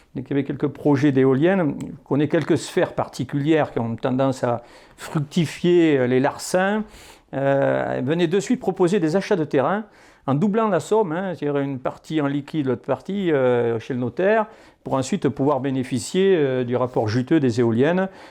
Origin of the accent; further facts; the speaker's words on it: Poitou-Charentes, Nouvelle-Aquitaine, France; ma région d'origine, sur la partie Poitou-Charentes